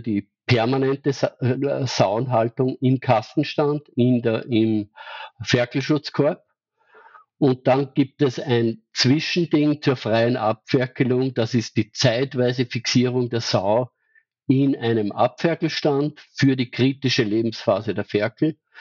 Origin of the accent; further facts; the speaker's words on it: Austria; bei uns in Österreich